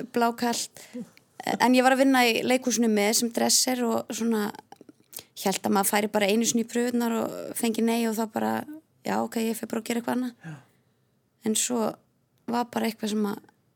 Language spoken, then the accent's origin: Icelandic; Hafnarfjörður, Capital Region, Iceland; ég er ekki úr sveit, ég er úr Hafnarfjörði